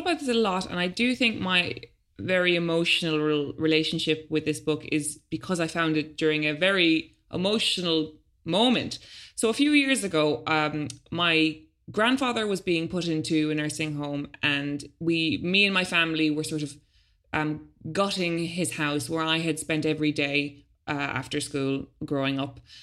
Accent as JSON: {"language": "English", "country": "Ireland", "moved": "yes", "lives_now": "London, United Kingdom", "said": "as an Irish adult, considering I've never had a real job there and I've never paid taxes"}